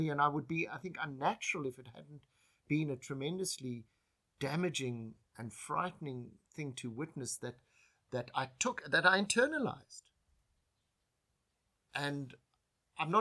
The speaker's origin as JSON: {"language": "English", "country": "South Africa", "also_born_or_lived": "Japan / New York", "moved": "as an adult", "said": "In leaving South Africa, it defined me as a South African."}